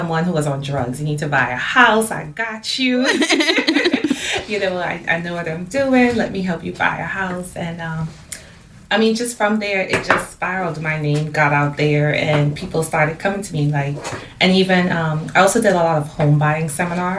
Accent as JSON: {"language": "English", "town": "Port of Spain", "country": "Trinidad & Tobago", "moved": "yes", "said": "I'm originally from Port of Spain and Trinidad and Tobago."}